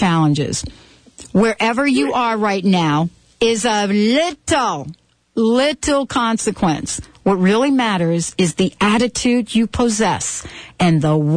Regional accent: New York, United States; accent: New York; my New York accent

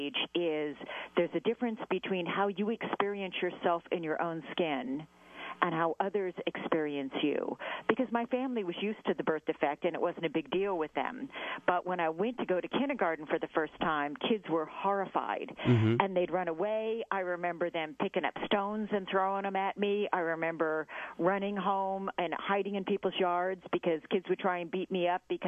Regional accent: Southern California, United States; I grew up in Southern California

